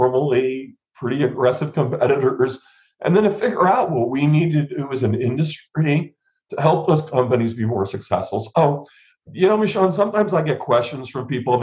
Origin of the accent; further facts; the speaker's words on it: New Jersey, United States; I grew up in New Jersey